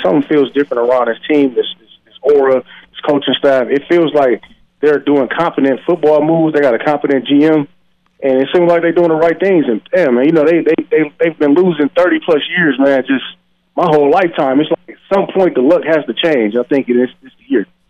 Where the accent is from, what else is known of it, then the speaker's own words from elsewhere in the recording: Flint, Michigan, United States; I grew up about our way in Flint